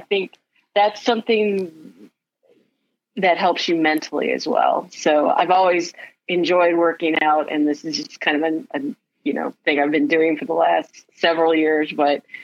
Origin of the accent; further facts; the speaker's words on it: Michigan, United States; moved away as an adult; also born or lived in Texas / San Antonio; now in Ohio, United States; being from the Midwest, uh, I grew up in Michigan